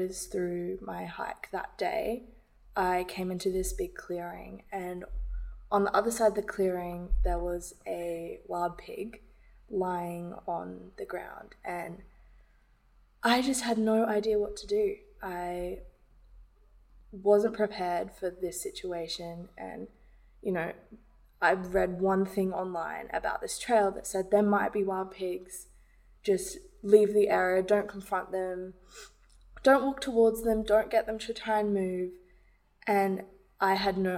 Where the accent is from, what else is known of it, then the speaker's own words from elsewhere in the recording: London, United Kingdom; I grew up in London